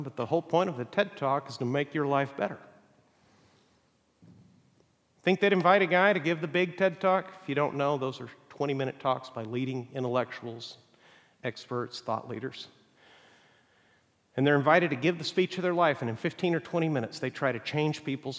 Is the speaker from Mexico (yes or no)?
yes; Mexico; English is a second language; I can tell you also from growing up in Mexico, the definition of a third world country is that there's oftentimes great wealth living right next to stark poverty.